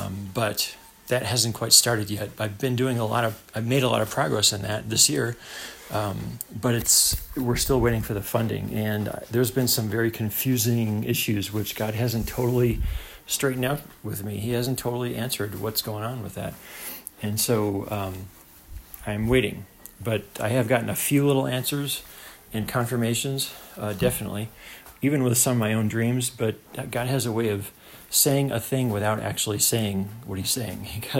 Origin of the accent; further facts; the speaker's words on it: New York, United States; moved away as an adult; I left my home state of New York, which I've been living for a few years, and moved out west thinking that everything was supposed to start happening.